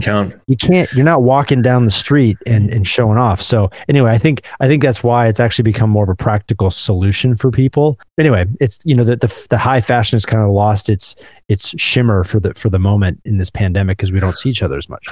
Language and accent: English; Midwest, United States; as a Midwesterner